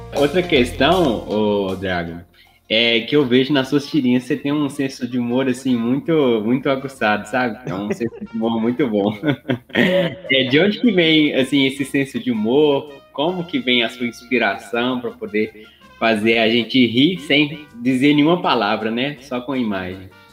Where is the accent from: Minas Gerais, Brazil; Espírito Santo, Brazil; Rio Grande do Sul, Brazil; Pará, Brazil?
Minas Gerais, Brazil; accent: mineiro; also born or lived in Sete Lagoas; nós somos de Minas, a gente mora em Sete Lagoas